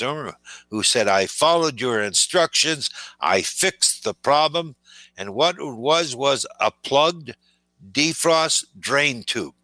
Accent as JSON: {"language": "English", "town": "Timmins", "region": "Ontario", "country": "Canada", "tie": "born or raised there", "moved": "yes", "said": "my hometown of Timmins, Ontario, in northern Canada"}